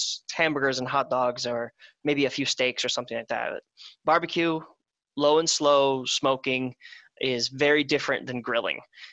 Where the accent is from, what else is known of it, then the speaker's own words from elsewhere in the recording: Wisconsin, United States; now in Southern California, United States; I'm from Wisconsin, where it's meat and cheese and beer